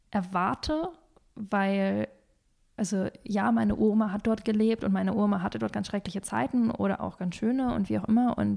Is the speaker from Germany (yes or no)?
no; Kazakhstan; born there; ich bin in Kasachstan geboren und meine Familiengeschichte ist relativ lang